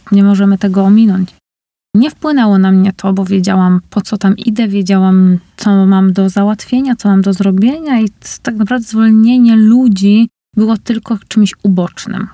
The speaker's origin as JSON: {"language": "Polish", "town": "Uniejów", "region": "Łódź Voivodeship", "country": "Poland", "tie": "born or raised there", "also_born_or_lived": "Scotland", "lives_now": "Łódź, Poland", "said": "w Uniejowie, gdzie jest moje rodzinne miasto"}